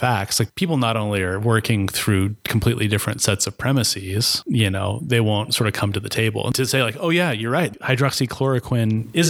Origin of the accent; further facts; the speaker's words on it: Chattaroy, Washington, United States; I grew up in Chatteroy, Washington, where you were rich if you had a double wide trailer, right? We grew up around tremendous poverty.